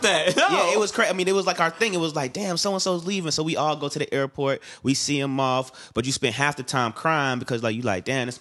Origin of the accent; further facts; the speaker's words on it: Florida, United States; also born or lived in Bronx, United States / England / Japan / Atlanta, United States; I was born in the Bronx, but like shortly after I was born, my father joined the military. So then I ended up living in like England. Then I lived in Japan. Then I did all the fun shit in Florida. So I went to high school and college in Florida.